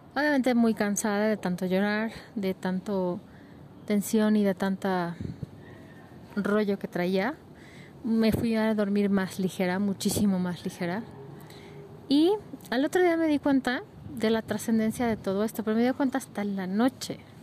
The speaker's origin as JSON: {"language": "Spanish", "country": "Mexico", "said": "como mexicanos, como latinoamericanos"}